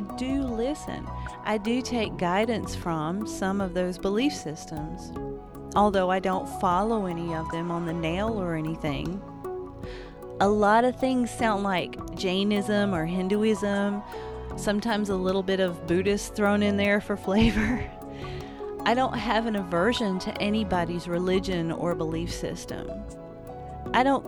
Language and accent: English; Appalachia, United States; I'm an Appalachian artist living in the woods